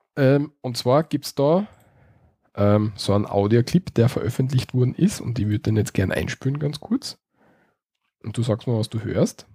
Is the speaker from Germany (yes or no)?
no; Austria; bei uns in Österreich